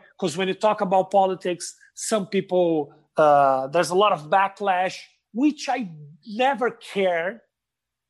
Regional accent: Porto Alegre, Rio Grande do Sul, Brazil; English is a second language; moved away as an adult; also born or lived in São Paulo, Brazil; now in United States; when I moved from Porto Alegre to São Paulo

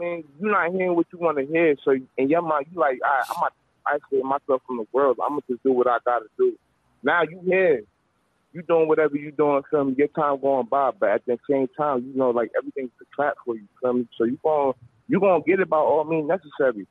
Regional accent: Irvington, New Jersey, United States; I'm from Jersey. Like, I'm from North Jersey, like, raised in Irvington

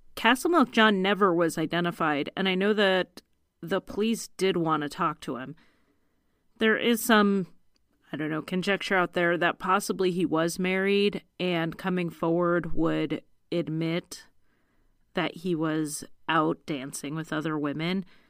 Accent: United States; the American lady who can't talk right

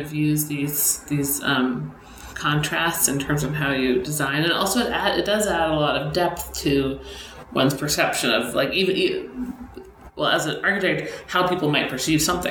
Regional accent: Boston, Massachusetts, United States; moved away as an adult; now in Los Angeles, United States; where I grew up in Boston, like every new building was covered in brick

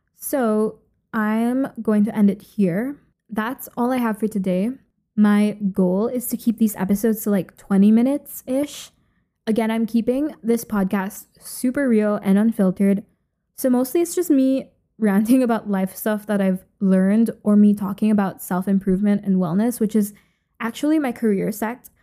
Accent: Philippines; moved away as an adult; also born or lived in Ithaca, New York, United States / Lisbon, Portugal; now in Edinburgh, United Kingdom; I grew up in the Philippines and literally lived there until very recently.

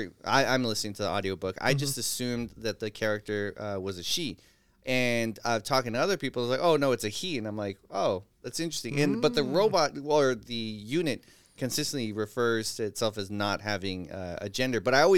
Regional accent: San Francisco, California, United States; I'm from San Francisco.

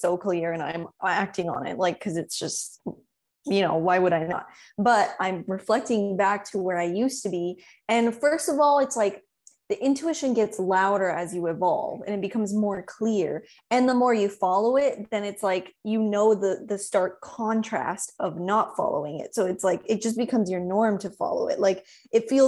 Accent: Texas, United States; moved away as an adult; now in Israel; I'm originally from Texas. I moved to Israel 4 years ago.

